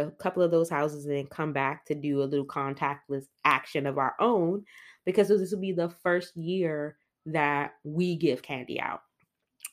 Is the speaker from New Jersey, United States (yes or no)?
no; Washington, District of Columbia, United States; I grew up on in Northeast DC, Capitol Hill neighborhood